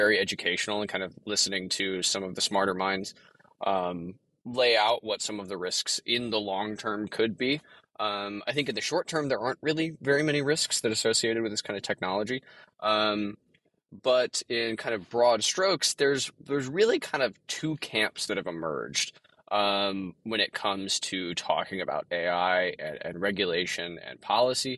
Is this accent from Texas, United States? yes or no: yes; Texas, United States; I'm from Texas